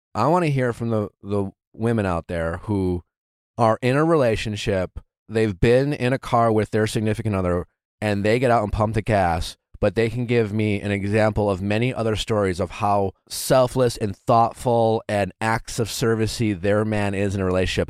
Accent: Wisconsin, United States; I grew up in Wisconsin.

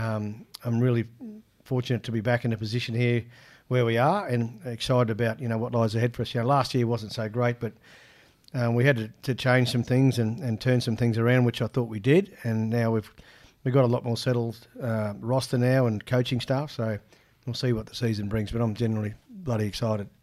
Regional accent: Ipswich, Queensland, Australia; also born or lived in Rockhampton, Queensland; In Ipswich growing up, um, so I was born in Rocky, but we moved to Ipswich very young.

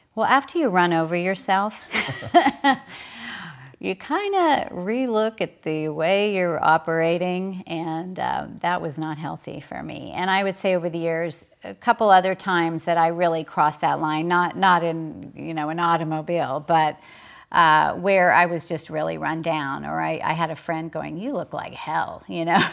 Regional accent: Oklahoma, United States; I was raised in Oklahoma

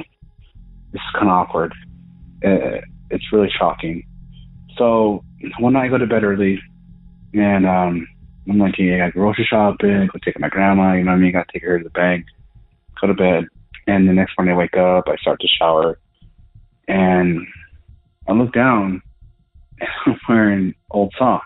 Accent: Southern Colorado, United States; I'm from Southern Colorado

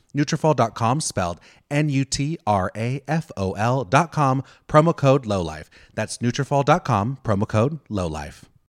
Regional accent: United States; I'm from the United States

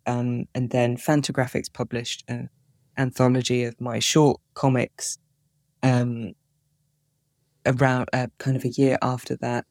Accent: Plymouth, South West England, United Kingdom; moved away as an adult; also born or lived in Edinburgh; I grew up in Plymouth

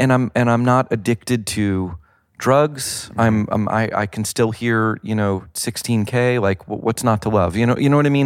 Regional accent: the South, United States; I grew up in the South

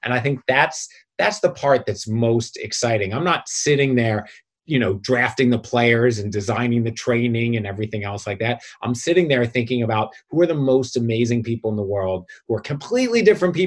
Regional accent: Philadelphia, Pennsylvania, United States; now in Brooklyn, United States; I'm from Philly originally

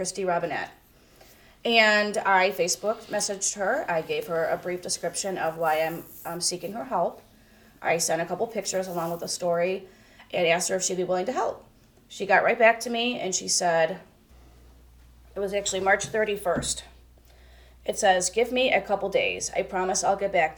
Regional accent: Parma, Ohio, United States; I lived in Parma.

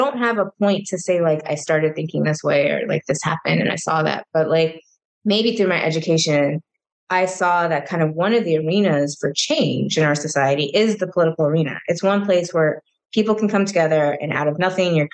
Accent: Minnesota, United States; moved away as an adult; when I then moved back to my home state

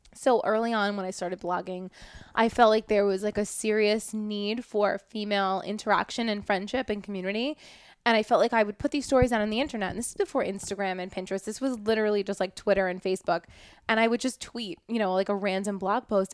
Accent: New York City, New York, United States; I grew up in Brooklyn

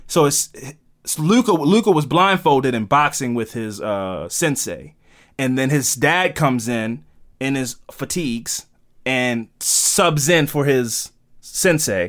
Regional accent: United States; accent: American; We're from America

